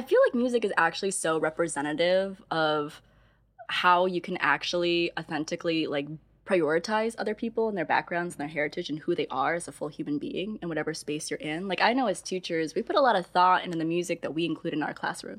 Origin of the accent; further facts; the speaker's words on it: Midwest, United States; now in San Francisco Bay Area, United States; I come from the Midwest